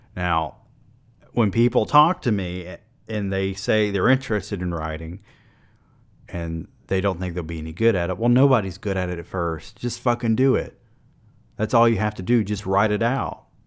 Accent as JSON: {"language": "English", "region": "the South", "country": "United States", "said": "I'm from the South."}